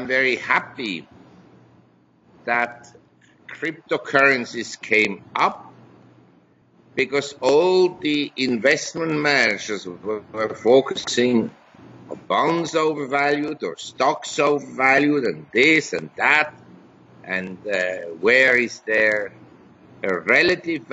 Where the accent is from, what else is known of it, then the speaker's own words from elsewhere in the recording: Switzerland; moved away as an adult; also born or lived in New York / Hong Kong; I was born in Switzerland. I had my education in Switzerland. I grew up in a relatively privileged environment.